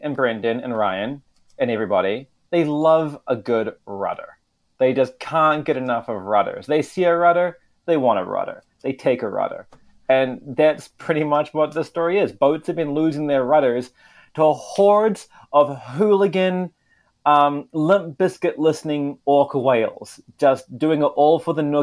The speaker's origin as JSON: {"language": "English", "country": "New Zealand", "said": "in my home country, New Zealand"}